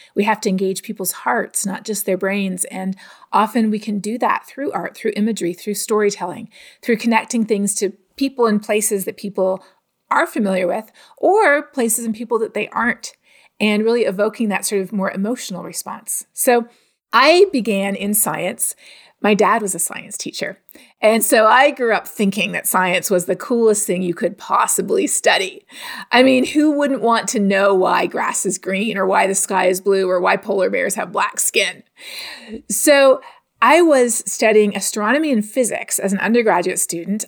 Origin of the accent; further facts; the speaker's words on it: Canada; also born or lived in United States / West Texas; now in Texas, United States; growing up in Canada